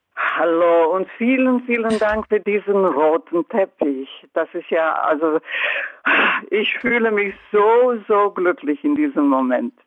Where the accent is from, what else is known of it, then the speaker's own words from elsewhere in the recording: Croatia; German is a second language; moved away; in meiner Heimat